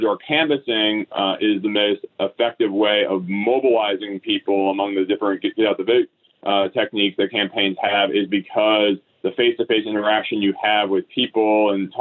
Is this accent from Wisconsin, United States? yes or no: yes; Wisconsin, United States; now in Pennsylvania, United States; I grew up in Wisconsin